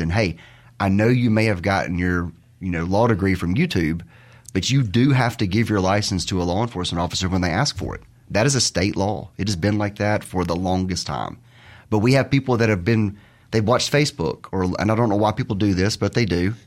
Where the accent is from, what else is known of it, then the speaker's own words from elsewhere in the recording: Terry, Mississippi, United States; I'm from Mississippi, grew up in Terry, the thriving metropolis of Terry